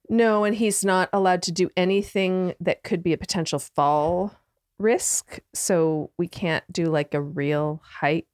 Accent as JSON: {"language": "English", "country": "Canada", "moved": "as an adult", "said": "I'm from Canada"}